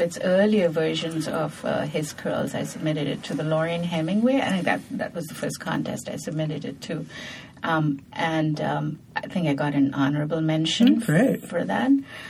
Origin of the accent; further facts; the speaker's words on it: Asansol, West Bengal, India; now in United States; growing up in India, I had a very unusual childhood. I grew up in an Irish Catholic boarding school.